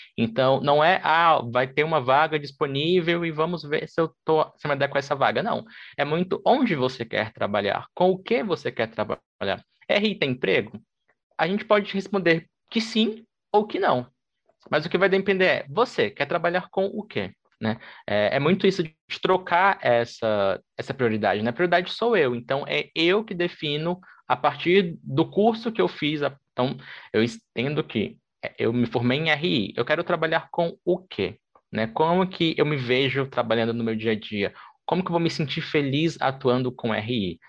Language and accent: Portuguese; Brasília, Federal District, Brazil; Eu sou de Brasília, formado em Relações Internacionais já há quase cinco anos